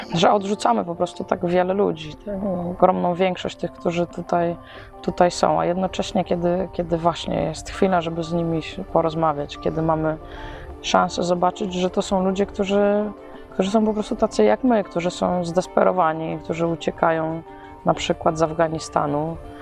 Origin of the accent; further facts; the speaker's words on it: Poland; jestem z Polski